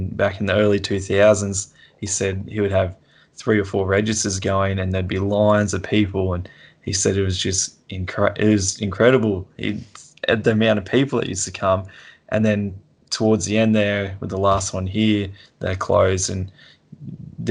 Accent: Toowoomba, Queensland, Australia; also born or lived in Sunshine Coast, Queensland; Toowoomba, where I'm from

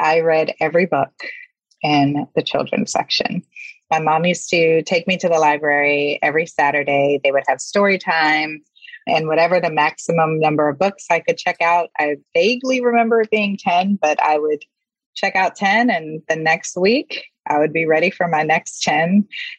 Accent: West Palm Beach, Florida, United States; I grew up in West Palm Beach, Florida

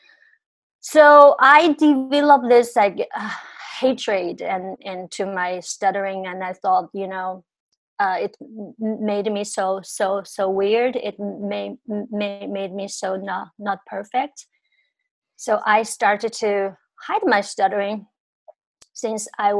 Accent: China; moved away as an adult; growing up in China

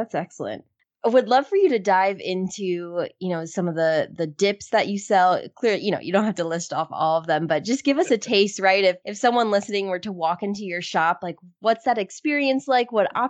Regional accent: New Jersey, United States; now in Research Triangle, North Carolina, United States; where I grew up in New Jersey, markets weren't like a common thing.

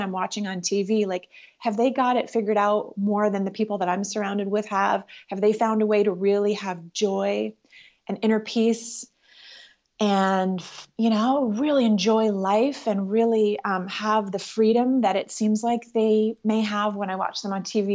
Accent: Ottawa, Ontario, Canada; moved away as an adult; also born or lived in Los Angeles; I was raised in Ottawa, Canada

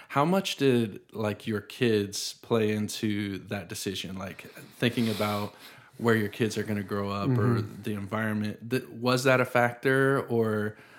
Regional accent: the South, United States; sometimes I'm glad that I grew up in the South, but I also think that I probably don't appreciate the people here as much as maybe someone like you does

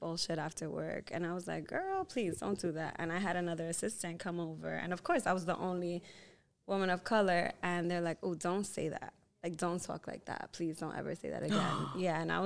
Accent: New York City, New York, United States; I grew up between Harlem and the Bronx, and I actually grew up on Columbia University campus

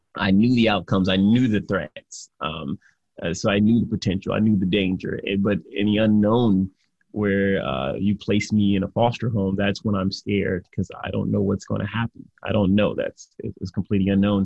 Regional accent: Detroit, Michigan, United States; I grew up in Detroit, Michigan

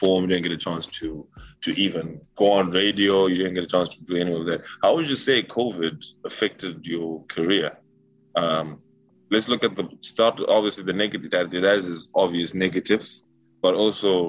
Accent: Zimbabwe; now in Canada; You calling my country the zoo?

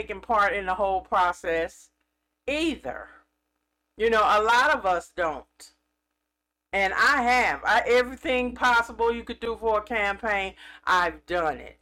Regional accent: California, United States; I'm from California

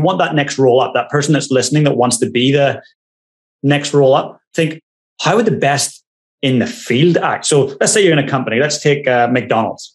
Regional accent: Ireland; moved away as an adult; now in New Zealand; I'm Irish

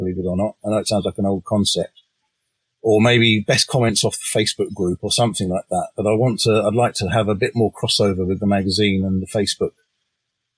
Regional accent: England, United Kingdom; I'm English

